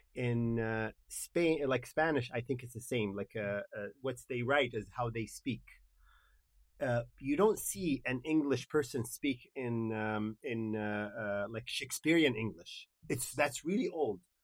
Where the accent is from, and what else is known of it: Kuwait; English is a second language; moved away as an adult; also born or lived in Dallas, United States